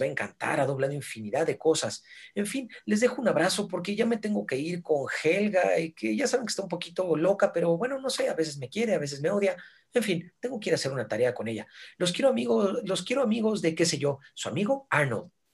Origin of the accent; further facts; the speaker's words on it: Mexico; hablas como mexicano